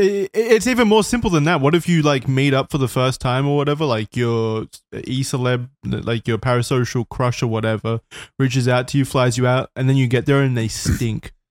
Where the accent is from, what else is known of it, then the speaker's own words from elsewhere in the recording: Australia; I'm Australian